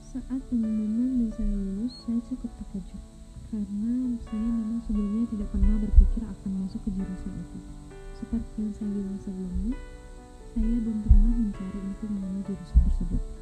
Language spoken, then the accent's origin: Indonesian; Jakarta, Indonesia; born there; saya lahir di Jakarta, dan saat ini saya berkuliah di Universitas Sriwijaya.